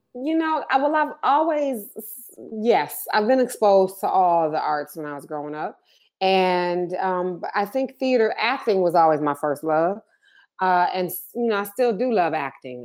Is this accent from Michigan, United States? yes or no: yes; Detroit, Michigan, United States; also born or lived in Ann Arbor, Michigan; growing up in Detroit